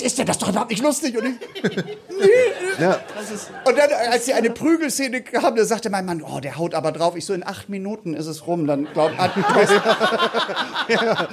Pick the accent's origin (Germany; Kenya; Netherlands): Germany; Hamburg; wir kommen nicht aus dem Osten, ich muss dazu sagen, wir kommen ja aus Hamburg.